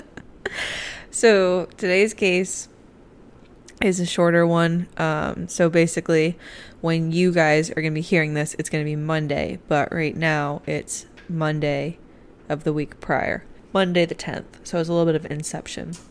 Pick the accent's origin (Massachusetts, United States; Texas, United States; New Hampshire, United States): Massachusetts, United States; moved away; my home state of Massachusetts.